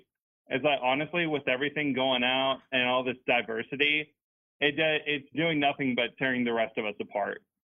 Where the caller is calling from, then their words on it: Dallas, Texas, United States; from Dallas, Texas.